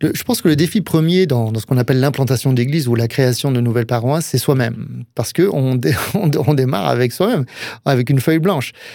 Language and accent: French; Alsace, Grand Est, France; moved away; also born or lived in Touraine; en tant qu'Alsacien